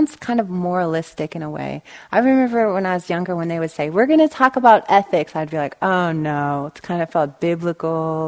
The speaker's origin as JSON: {"language": "English", "town": "Los Angeles", "region": "California", "country": "United States", "also_born_or_lived": "Bay Area, California", "said": "I'm from Los Angeles, and I lived in the Bay Area, back and forth between Bay Area and Southern California"}